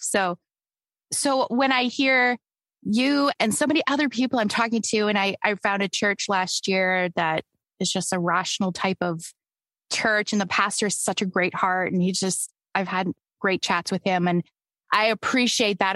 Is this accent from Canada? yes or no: yes; Canada; also born or lived in Toronto; I'm Canadian